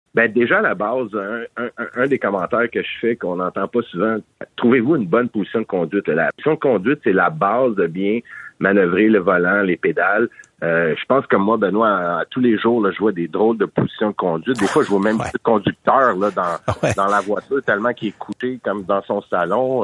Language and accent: French; Montreal, Quebec, Canada; je suis de Montréal métropolitain